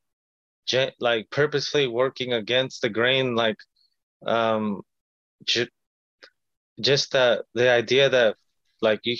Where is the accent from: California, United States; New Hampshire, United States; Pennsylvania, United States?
California, United States; Long Beach; first language Spanish; English is a second language; also born or lived in Watts, Los Angeles / Compton; growing up in Long Beach